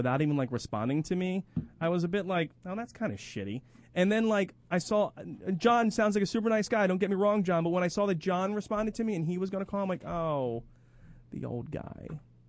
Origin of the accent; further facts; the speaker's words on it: Philadelphia, Pennsylvania, United States; moved away as an adult; I moved out of Philadelphia in 1986, and everything still revolves around Philadelphia.